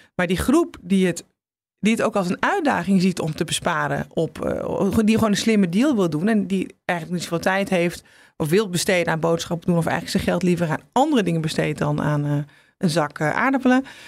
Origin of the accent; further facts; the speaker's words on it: Netherlands; als Nederlanders